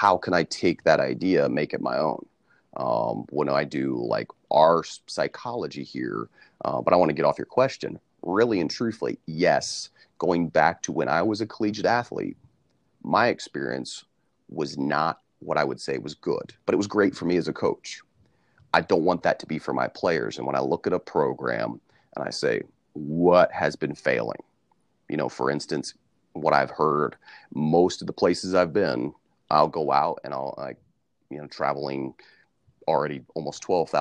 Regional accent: Central Ohio, United States; as a player growing up in Central Ohio when I was young

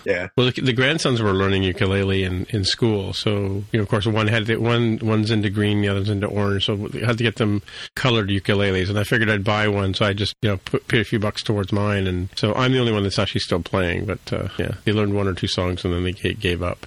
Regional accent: England, United Kingdom; moved away; I was born in England

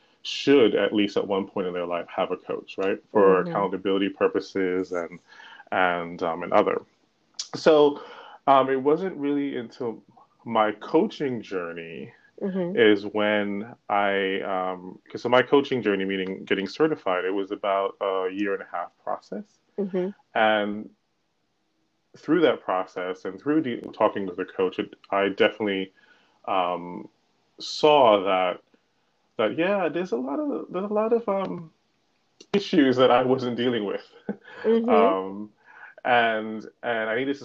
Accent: New York, United States; now in Irvington, United States; I am from New York, and I live actually in New Jersey, in Irvington, New Jersey

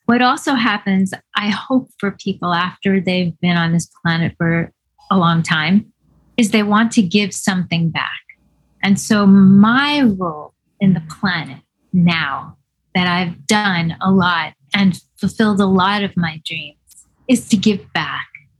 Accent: New York City, New York, United States; in New York City. Yes, but summer camps were segregated.

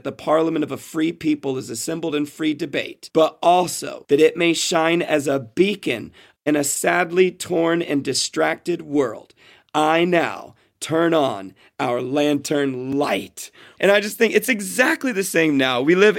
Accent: Israel; what I did growing up in Israel, and what Jewish people all over the world do, is they light 9 candles.

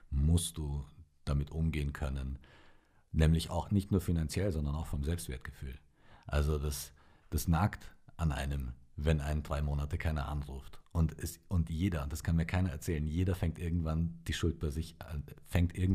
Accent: Bavaria, Germany; also born or lived in Romania; also ich bin in Rumänien geboren

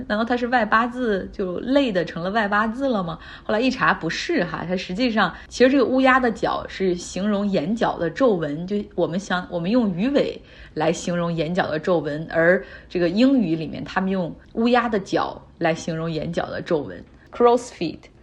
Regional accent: Harbin, Heilongjiang, China; moved away; 我老家哈尔滨

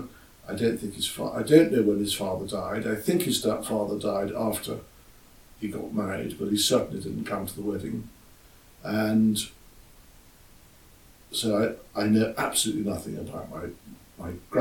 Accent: Scotland, United Kingdom; moved away as an adult; also born or lived in Sussex; I was brought up in Scotland from the age of seven until I eventually left home

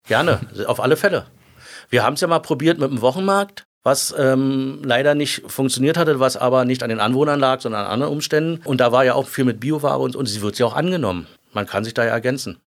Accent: Berlin, Germany; also born or lived in Lankwitz, Berlin / Glienicke/Nordbahn, Brandenburg; Ich bin ja, wie gesagt, der geborene Zehlendorfer. Ich bin in Düppelsüd aufgewachsen, also genau gegenüber von Kleinmachnow

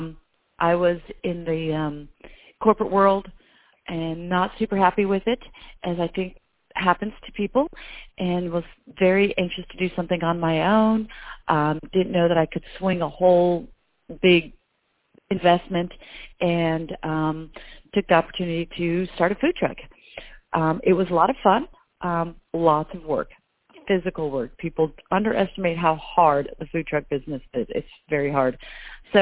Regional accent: Albuquerque, New Mexico, United States; moved away as an adult; now in Nashville, United States; Originally, I'm from Albuquerque, New Mexico

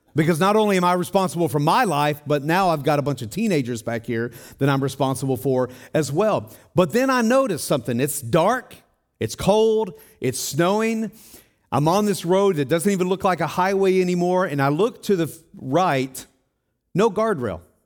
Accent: Tennessee, United States; moved away; also born or lived in Denver, Colorado; I'm from Tennessee

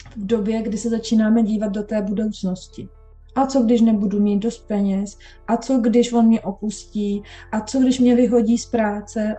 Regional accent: Bohemia, Czechia; moved away as an adult; also born or lived in London, England; přestěhovala jsem se z Anglie zpátky do Čech

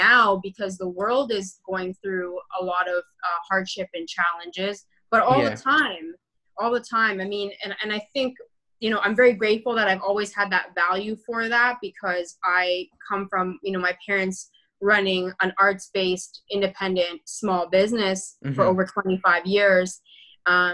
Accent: Toronto, Ontario, Canada; I was born in Rexdale and I grew up right behind the Rexdale Mall for a bit of my childhood.

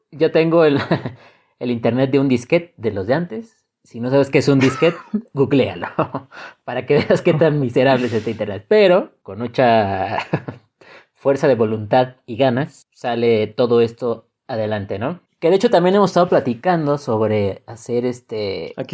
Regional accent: Mexico; Como buen mexicanos que somos

